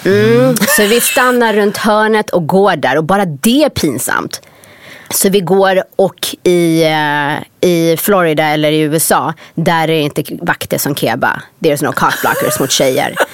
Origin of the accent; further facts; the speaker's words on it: Sweden; moved away as an adult; när jag var yngre i Sverige, alltså en av anledningarna till att jag verkligen ville dra från Sverige